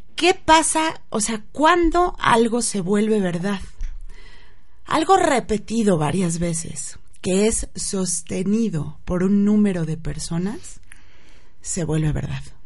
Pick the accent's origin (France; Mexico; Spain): Mexico; los mexicanos somos así o asado